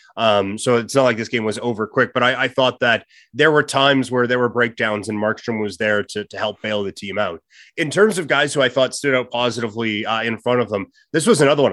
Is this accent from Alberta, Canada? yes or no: no; Saskatchewan, Canada; I grew up in Saskatchewan